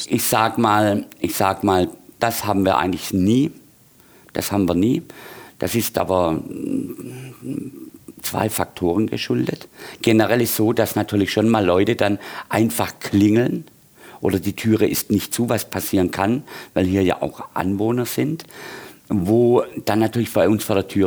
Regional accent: Baden-Württemberg, Germany; Aufgewachsen bin ich auf dem Land, auf dem Dorf. Und ähm, ein kleines Dorf bei Brackenheim, Theodor Heustadt, wahrscheinlich weniger bekannt, gehört zum Großraum Heilbronn.

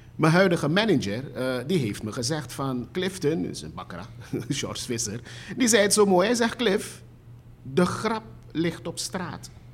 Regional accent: Suriname; also born or lived in Netherlands; ik kwam pas terug uit Nederland. Ehm, ik was een jaar of zeven, acht

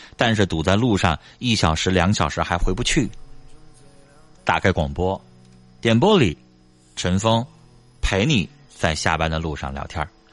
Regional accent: Northeast China, China; 这个是我们东北常见病

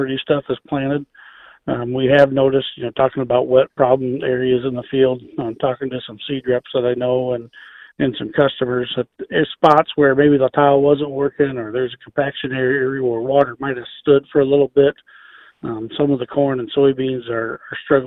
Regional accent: Illinois, United States; now in Northwest Ohio, United States; on the farm I grew up on in Illinois

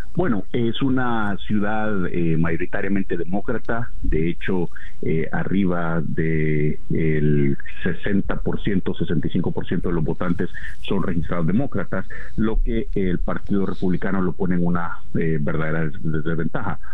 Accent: Venezuela; en nuestro país

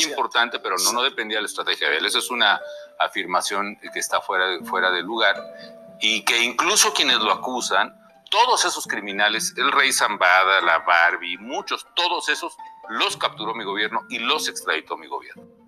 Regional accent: Mexico; yo creo que soy una persona, mexicana mexicano que siempre ha estado bajo ataque

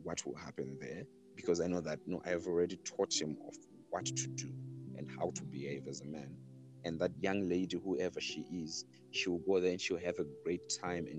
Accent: South Africa; moved away; my background also goes back to being South African. And when I look at South Africa, even every time that I go there, you know, go home

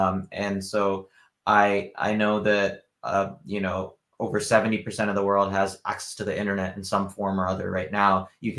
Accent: the Bay Area, California, United States; now in Wisconsin, United States; I grew up in the Bay Area. I was born in Wisconsin. I live in Wisconsin now. But I've traveled a lot. So I've traveled 45 countries

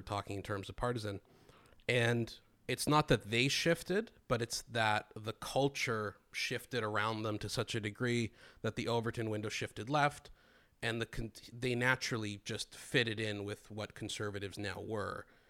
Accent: Greece; I grew up in Greece

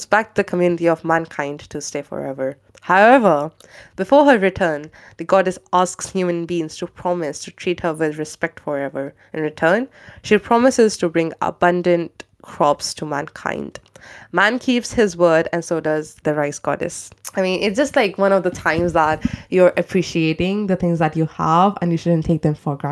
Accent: India; moved away; I'm from India

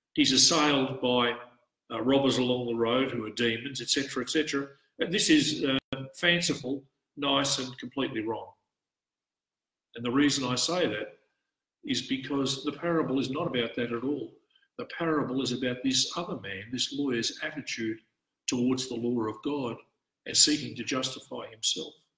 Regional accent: Australia; an Australian priest in the Orthodox Church

